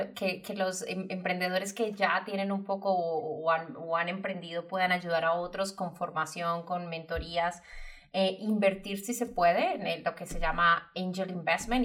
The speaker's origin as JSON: {"language": "Spanish", "town": "Medellín", "region": "Antioquia", "country": "Colombia", "tie": "born or raised there", "said": "Medellín, mi ciudad natal"}